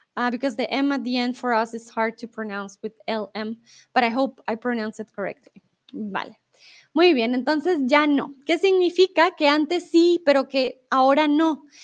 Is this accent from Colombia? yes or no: yes; Colombia; first language Spanish; also born or lived in Mexico; now in Germany; soy de Colombia. Comúnmente vivo en Alemania, ahora estoy en eh, México